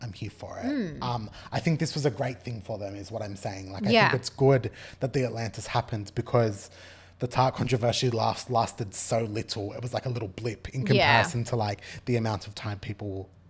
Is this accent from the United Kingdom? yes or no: no; Australia; As an Australian...